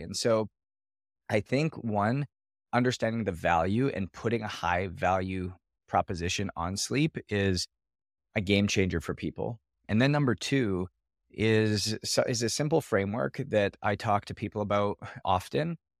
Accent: Canada; I was born in Canada

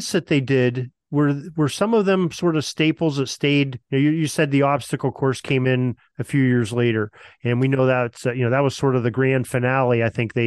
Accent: Erie, Pennsylvania, United States; My hometown of Erie, Pennsylvania

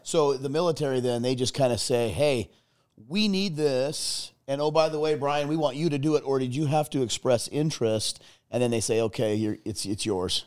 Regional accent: Arizona, United States; I was born and raised in Arizona

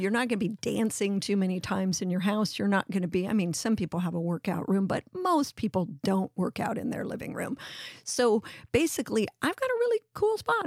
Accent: Los Angeles, California, United States; moved away; also born or lived in New York; growing up in the Venice canals

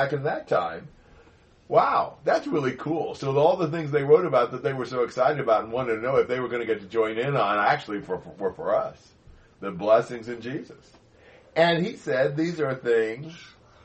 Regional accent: United States; moved away as an adult; now in Brazil; as an American

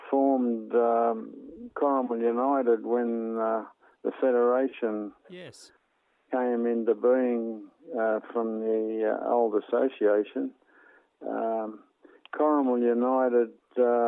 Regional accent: Bulli, New South Wales, Australia; I grew up in Bulleye

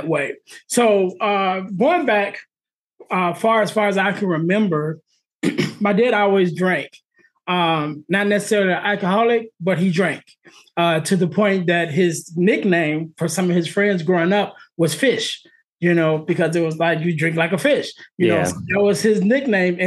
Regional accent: Illinois, United States; also born or lived in Arizona; We're in Illinois, and they decided to move from Illinois to Arizona. And we moved from Illinois to Arizona.

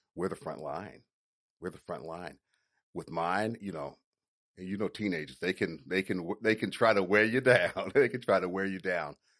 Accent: Chattanooga, Tennessee, United States; now in Atlanta, United States; I'm originally from Chattanooga, Tennessee

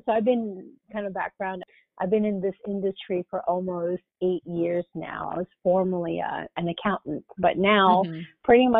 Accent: Manila, Metro Manila, Philippines; So I'm full on 100% Filipino. I'm born and raised in Manila. Both my parents are Filipino. My dad is from the Visayan region and my mom is from Manila.

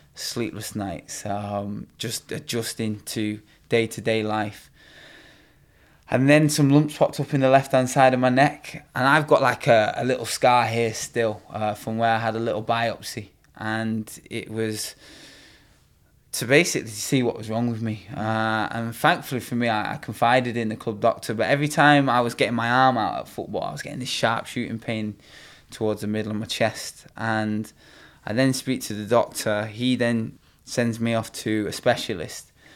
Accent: Bath, South West England, United Kingdom; moved away; also born or lived in Manchester; originally, I was born down in Bath

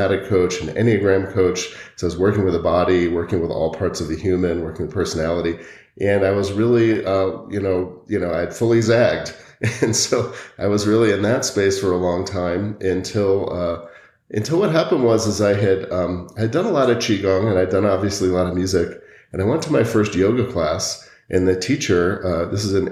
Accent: Connecticut, United States; now in Boulder, United States; I grew up in Connecticut, and I happened to go to a high school that had one of the top jazz programs in the country.

